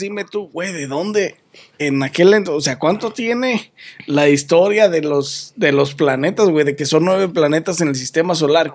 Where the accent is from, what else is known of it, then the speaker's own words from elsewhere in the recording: Mexico; soy mexicano